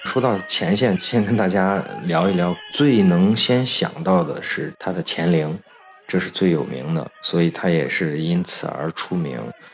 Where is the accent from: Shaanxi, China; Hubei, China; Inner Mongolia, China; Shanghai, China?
Shaanxi, China; Xi'an; 是因为西安人，我们到了前线的第一件事情是去吃他的羊肉泡馍